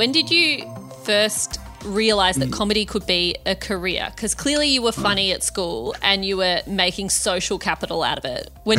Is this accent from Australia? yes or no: yes; Australia; moved away; also born or lived in Malaysia; I was born in Australia.